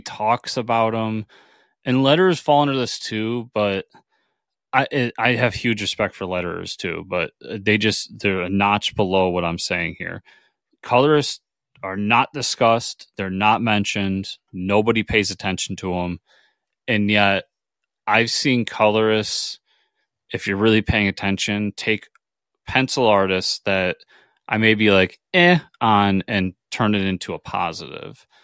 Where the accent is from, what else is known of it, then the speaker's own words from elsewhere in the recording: New York, United States; I'm a New Yorker